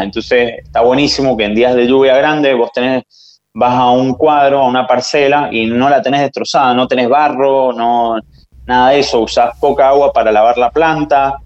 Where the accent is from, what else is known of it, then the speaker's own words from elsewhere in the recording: San Juan, Argentina; Yo soy de San Juan